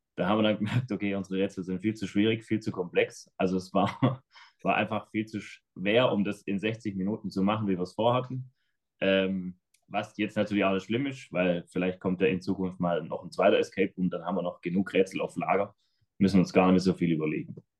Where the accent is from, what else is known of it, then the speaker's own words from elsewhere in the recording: Schramberg, Baden-Württemberg, Germany; accent: Swabian / Black Forest dialect; Bamberg liegt im Schwarzwald, hört man vielleicht auch an unserem Dialekt dann nachher. Ähm, wir sind im Schwäbischen.